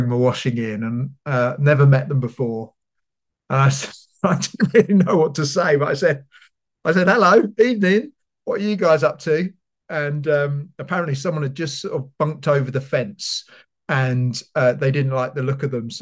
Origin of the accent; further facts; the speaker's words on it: London, United Kingdom; also born or lived in Bedford; now in Leeds, United Kingdom; I'm from London